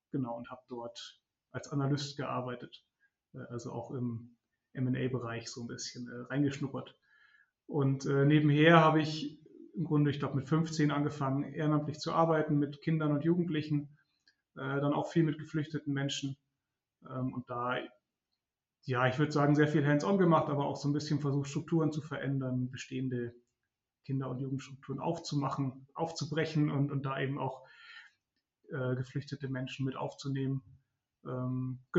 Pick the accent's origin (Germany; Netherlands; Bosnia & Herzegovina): Germany; Munich, Bavaria; also born or lived in Regensburg; Ich komme aus München ursprünglich, bin dann aber kurz nach Siena, um ein halbes Jahr Italienisch zu lernen.